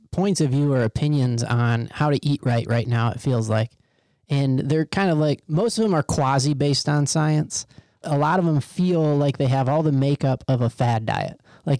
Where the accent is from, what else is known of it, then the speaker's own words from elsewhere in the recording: Midwest, United States; So I grew up in the Midwest